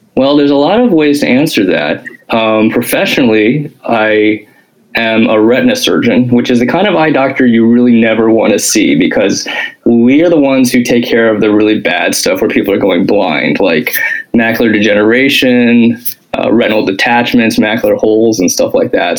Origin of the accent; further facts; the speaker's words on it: Springfield, Illinois, United States; I lived, I grew up in Springfield, Illinois